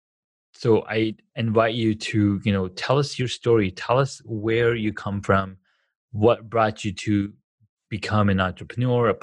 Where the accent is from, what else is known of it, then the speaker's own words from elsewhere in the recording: Corona, California, United States; moved away; I grew up in Corona, California